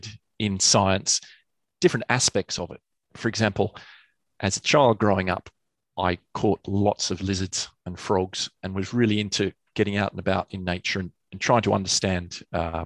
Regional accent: Canberra, Australian Capital Territory, Australia; moved away as an adult; also born or lived in United Kingdom / Sydney, Australia; now in London, United Kingdom; I happened to be born in the UK. Mm. They went back to Australia. I grew up there

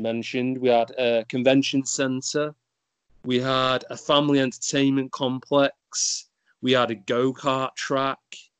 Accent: United Kingdom; being British

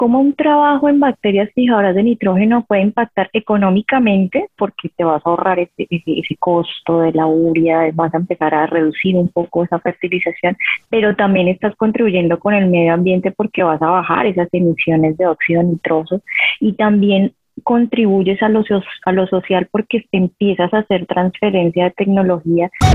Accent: Jamundí, Valle del Cauca, Colombia; yo soy de un pueblito al sur, al sur del valle, que se llama Jamundí. Ahí la tierra del Cholado, yo nací, crecí ahí.

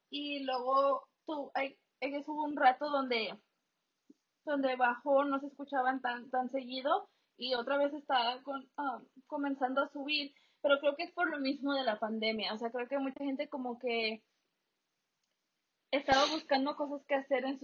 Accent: Mexico; para los que no nos conocen, nosotros somos mexicanos.

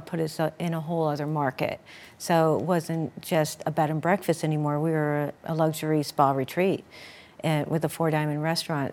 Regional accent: Sterling Inn, Poconos, Pennsylvania, United States; growing up in the Sterling Inn

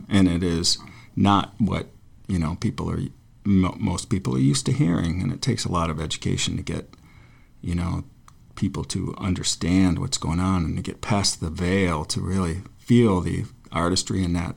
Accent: Forestville, New York, United States; my hometown, which is like a frozen little shithole in western New York on the Great Lakes

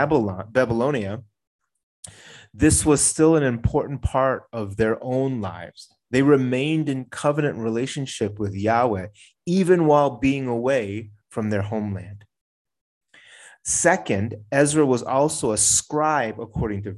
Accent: United States; I'm an American-born Korean

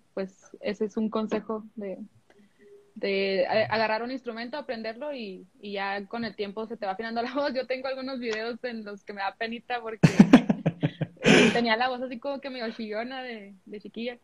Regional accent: Mexico; also born or lived in United States; yo soy de allá y pues la de México, pues sí. Eh, bueno, me crié aquí

